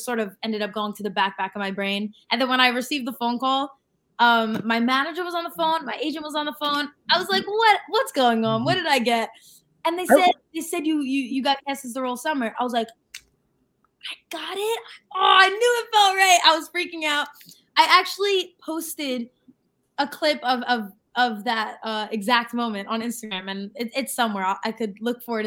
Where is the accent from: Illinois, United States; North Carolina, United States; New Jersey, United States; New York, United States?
New York, United States; New York / Long Island, United States; accent: New York / Long Island